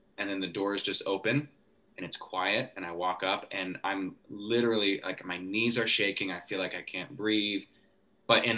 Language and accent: English; Coeur d'Alene, Idaho, United States; I'm from Coeur d'Alene